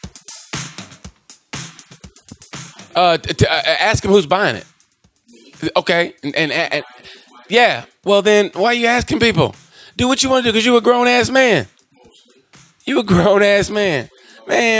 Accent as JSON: {"language": "English", "region": "Oklahoma", "country": "United States", "tie": "born or raised there", "said": "I grew up born and raised in Oklahoma"}